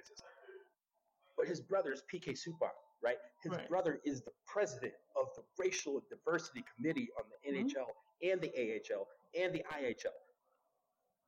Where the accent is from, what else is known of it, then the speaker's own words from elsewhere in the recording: Detroit, Michigan, United States; I'm from Detroit